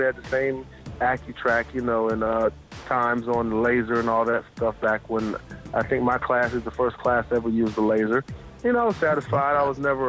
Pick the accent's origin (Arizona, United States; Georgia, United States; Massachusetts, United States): Georgia, United States; Athens; I grew up in Athens, Georgia, and lived in Athens, you know, pretty much my whole life. I'm an Athenian